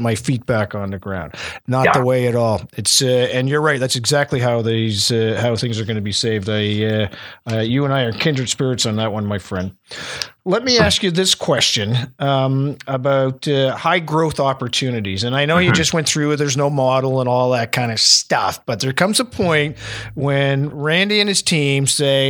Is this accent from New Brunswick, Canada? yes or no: yes; New Brunswick, Canada; I'm from New Brunswick